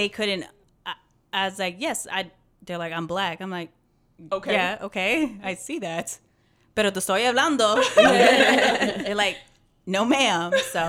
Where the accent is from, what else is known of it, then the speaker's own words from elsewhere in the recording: Florida, United States; now in Texas, United States; coming to Texas was a big culture shock because I was born and raised in Florida.